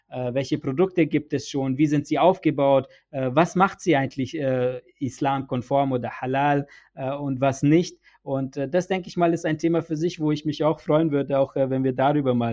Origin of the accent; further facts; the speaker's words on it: Nuremberg, Bavaria, Germany; Ich kann dir ein Beispiel hier bei uns jetzt in Nürnberg, ne, weil ich komme ja aus Nürnberg